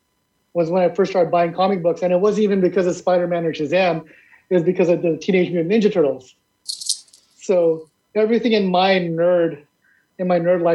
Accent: San Diego, California, United States; also born or lived in Philippines / Hawaii; I was born in the Philippines, I came over to the US when I was about 3 to Hawaii, and I moved to San Diego when I was 6 years old

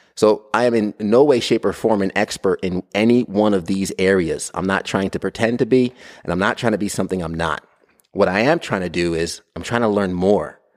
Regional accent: Brentwood, New York, United States; I'm from New York, Long Island, New York. I was born and raised in Brentwood.

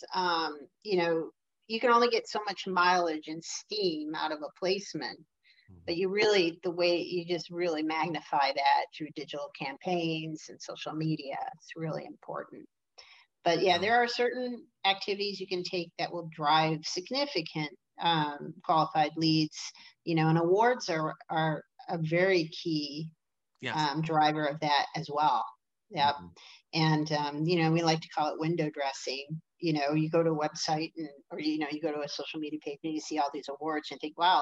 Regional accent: Detroit, Michigan, United States; I'm from Detroit

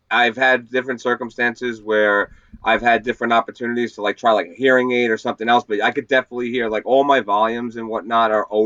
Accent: San Francisco, California, United States; born there; now in Long Island, United States; Uh, I was born in San Fran

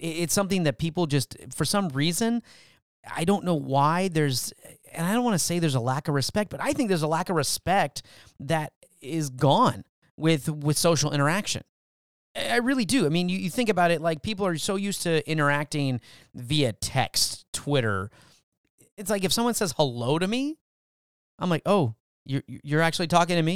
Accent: California, United States; now in Texas, United States; I was born in California

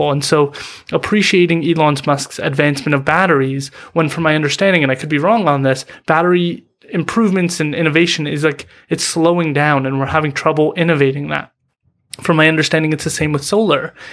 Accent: Vancouver, British Columbia, Canada; First of all, being proud as a British Columbian, um, as a Vancouverite or, or whatever it is, to be proud of the people who are succeeding in your community, in your area.

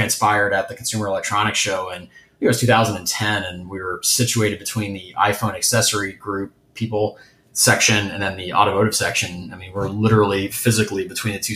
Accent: Ohio, United States; moved away as an adult; also born or lived in Rhode Island; now in Detroit, United States; I'm from Ohio, just a state just south of Michigan

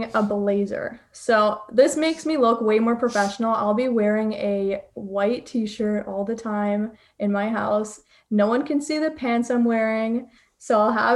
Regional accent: Toronto, Ontario, Canada; I'm from Toronto

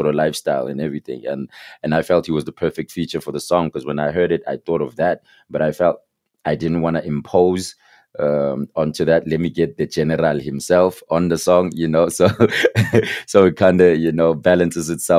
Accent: Katlehong, Gauteng, South Africa; also born or lived in Alberton; I'm from Katlehong, right? So my day coming up from Katlehong was split in two

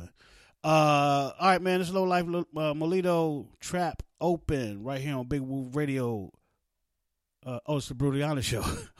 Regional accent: West Virginia, United States; also born or lived in East Orange, New Jersey; I was born in East Orange, New Jersey, raised in West Virginia, and went back and forth to New Jersey. So I didn't really pick up the New Jersey accent. I didn't really pick up the West Virginia accent.

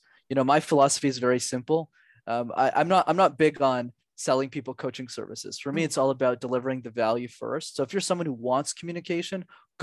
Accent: Montreal, Quebec, Canada; when I was 5 years old, I grew up in Montreal.

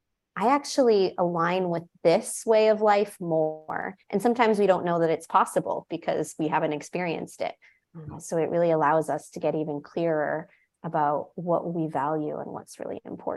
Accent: United States; moved away as an adult; now in Mexico

